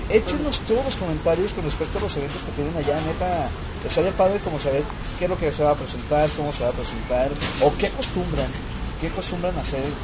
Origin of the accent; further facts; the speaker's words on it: Mexico; oye, pues somos mexicanos, entonces no deberíamos de decir dijiste eso, hiciste esto.